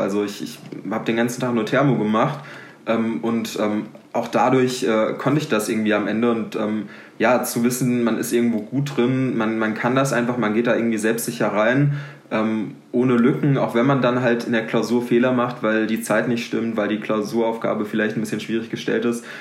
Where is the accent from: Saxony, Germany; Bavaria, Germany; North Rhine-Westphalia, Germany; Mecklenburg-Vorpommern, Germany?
North Rhine-Westphalia, Germany; Ruhr area; moved away as an adult; now in Aachen, Germany; Ich komme aus Mal, das ist im Ruhrgebiet